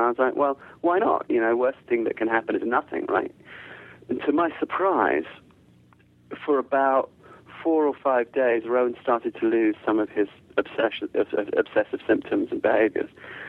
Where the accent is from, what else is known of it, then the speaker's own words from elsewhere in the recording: United Kingdom; born there; accent: English; I sound very English, but I'm not English at all, really. My family is all South African and Zimbabwean, and a lot of my family is not white, and a lot of my family doesn't speak English. And although I was born in the UK